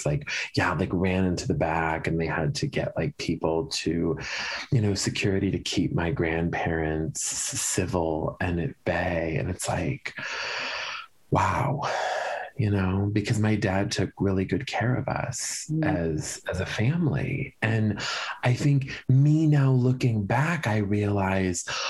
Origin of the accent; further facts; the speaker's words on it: Lombard, Illinois, United States; I grew up in the Chicago suburbs